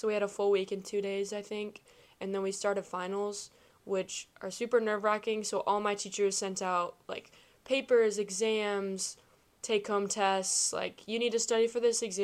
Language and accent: English; Kansas City, United States; I'm from the Kansas City area